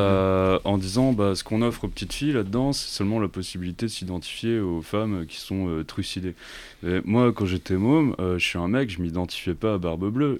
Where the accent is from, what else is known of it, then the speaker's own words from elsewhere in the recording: Corsica, France; j'ai grandi en Corse